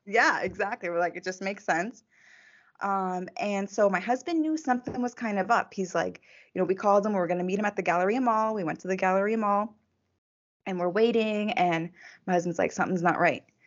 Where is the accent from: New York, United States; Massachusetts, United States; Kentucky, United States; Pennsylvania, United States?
Massachusetts, United States; also born or lived in Texas; I was actually born in Texas. My mom has family in Texas. So even though I grew up in Massachusetts